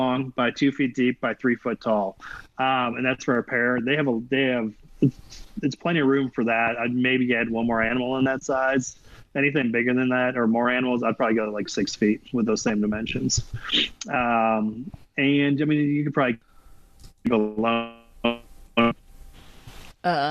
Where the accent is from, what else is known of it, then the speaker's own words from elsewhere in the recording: Midwest, United States; now in Texas, United States; I grew up in the Midwest, so I'm just used to having a basement